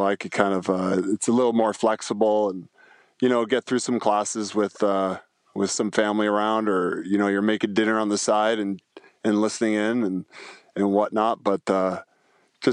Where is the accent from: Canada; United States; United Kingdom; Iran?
Canada; Niagara Falls, Ontario; I grew up like in Niagara Falls, Ontario, probably not the nicest part of Niagara Falls